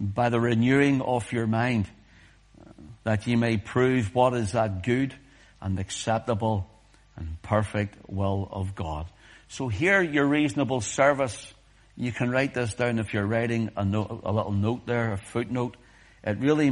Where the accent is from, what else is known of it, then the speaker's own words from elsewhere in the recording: Whitewell, Northern Ireland, United Kingdom; we were growing up in Whitewell